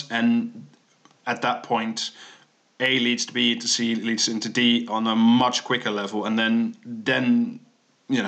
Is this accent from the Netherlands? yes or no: yes; Netherlands; that's my home country.